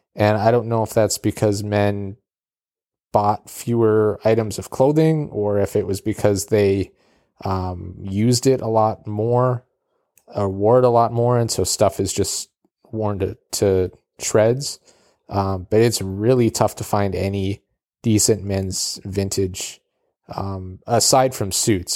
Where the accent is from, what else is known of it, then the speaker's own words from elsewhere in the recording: Calgary, Alberta, Canada; moved away; also born or lived in Edmonton, Alberta; I was born in Edmonton, Alberta, uh, but we lived in Calgary.